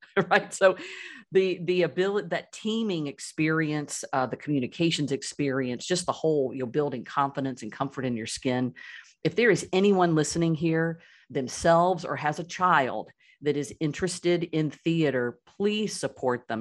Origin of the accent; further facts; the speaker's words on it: Birmingham, Alabama, United States; I grew up in Birmingham, Alabama, and my broader family still lives there